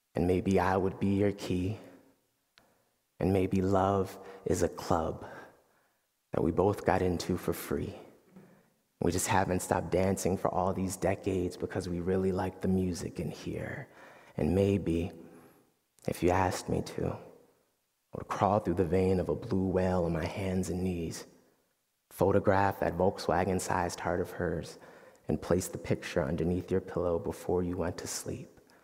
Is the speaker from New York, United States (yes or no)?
yes; Yonkers, New York, United States; our house in Yonkers, New York